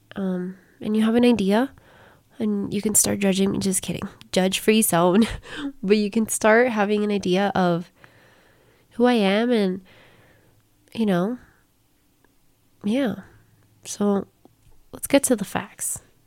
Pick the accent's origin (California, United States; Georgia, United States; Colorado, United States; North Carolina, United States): Colorado, United States; first language Spanish; English is a second language; I was born and raised in Colorado